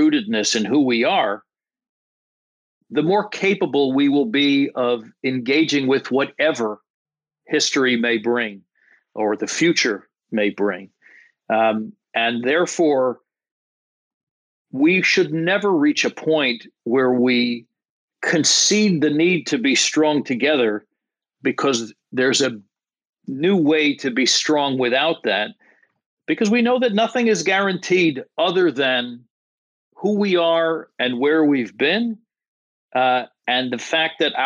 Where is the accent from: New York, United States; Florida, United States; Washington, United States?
New York, United States; New York area, United States; I'm born and raised in the New York area